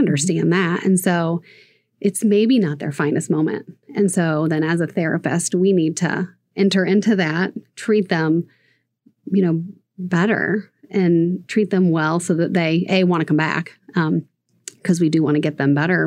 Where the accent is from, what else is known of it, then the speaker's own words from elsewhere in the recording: Southern Ohio, United States; moved away as an adult; also born or lived in Upland, Indiana; now in Fort Wayne, United States; I am from Southern Ohio, and I met my husband at Taylor University in Upland.